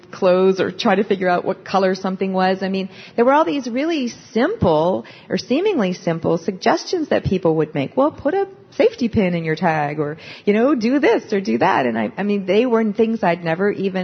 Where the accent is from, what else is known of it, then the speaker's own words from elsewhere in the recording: Pennsylvania, United States; I'm from Pennsylvania